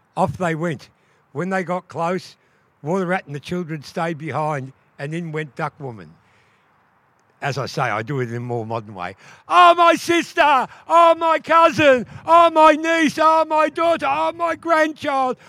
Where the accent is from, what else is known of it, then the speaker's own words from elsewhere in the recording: Wurundjeri, Victoria, Australia; I'm from Wa people